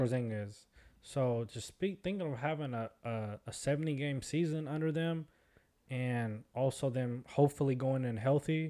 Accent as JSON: {"language": "English", "town": "Seattle", "region": "Washington", "country": "United States", "said": "we're from Seattle"}